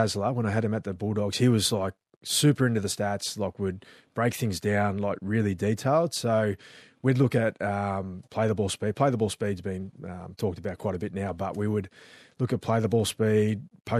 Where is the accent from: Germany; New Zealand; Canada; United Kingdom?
New Zealand; born there; accent: Australian; I know I've got an Aussie accent, but I was born in New Zealand and I'm still